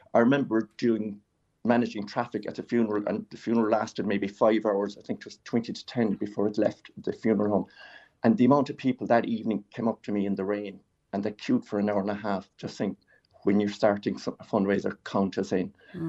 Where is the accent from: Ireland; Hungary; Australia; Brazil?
Ireland; Glengarriff, Munster; now in Killeagh, Ireland; I'm not originally from Killa myself. I come from Glengariff